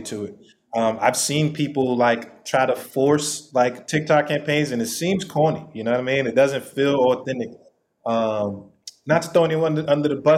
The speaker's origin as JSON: {"language": "English", "town": "New York City", "region": "New York", "country": "United States", "tie": "born or raised there", "said": "I'm from New York City. I'm a New York City kid"}